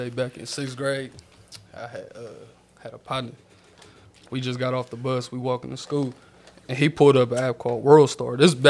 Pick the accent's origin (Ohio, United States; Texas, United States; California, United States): California, United States; Yeah, I'm from the city, born and raised.